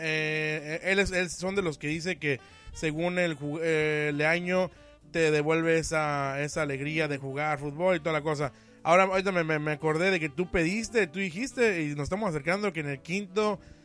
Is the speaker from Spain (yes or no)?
no; Mexico; así somos los mexicanos